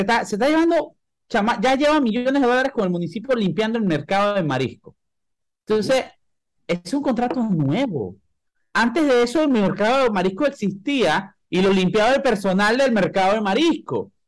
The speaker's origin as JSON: {"language": "Spanish", "country": "Panama", "said": "como panameño"}